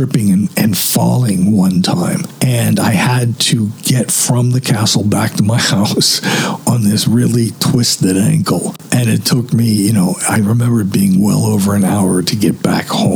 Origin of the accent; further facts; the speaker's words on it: Wakefield, Massachusetts, United States; born or raised there